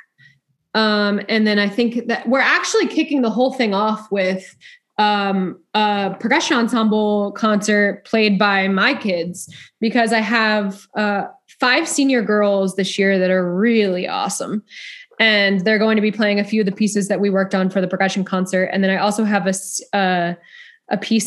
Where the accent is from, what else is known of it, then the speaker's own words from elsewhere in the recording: Freehold, New Jersey, United States; moved away as an adult; also born or lived in Delaware / Duluth, Minnesota; now in Texas, United States; I grew up in New Jersey, actually. So a town called Freehold, New Jersey.